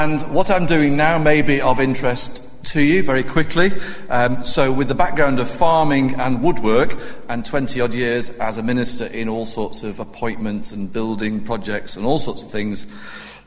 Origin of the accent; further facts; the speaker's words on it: Cheshire, North West England, United Kingdom; I was born and brought up in Cheshire